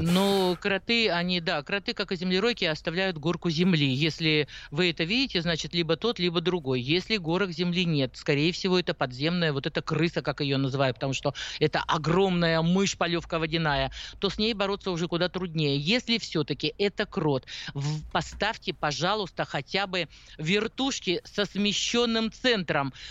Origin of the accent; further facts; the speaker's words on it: Urals, Russia; moved away; я наивная, девочка с Урала